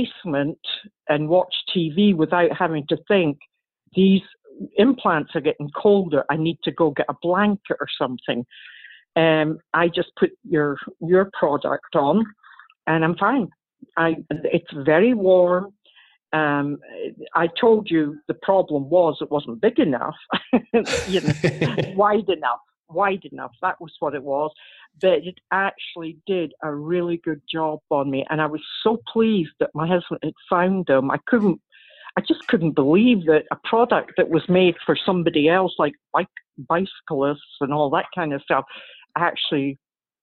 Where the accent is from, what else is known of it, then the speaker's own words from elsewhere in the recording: Scotland, United Kingdom; moved away; I'm from Scotland